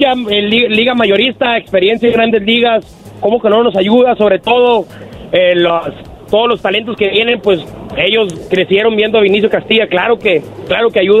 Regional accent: Guaymas, Sonora, Mexico; now in Pecos, United States; yo trabajo aquí en West Texas, aquí en Pecos, pero soy de Sonora, de Guaymas, aquí representando al Estado, compa.

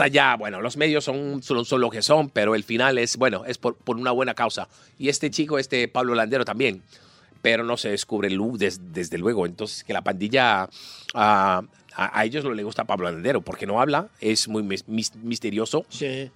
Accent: Lisbon, Portugal; Spanish is a second language; now in Venezuela; Yo soy portugués, De Lisboa

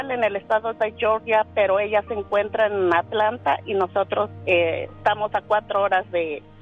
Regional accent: Hidalgo, Mexico; Nosotros somos del estado de Hidalgo, mi esposo es del estado de Guanajuato.

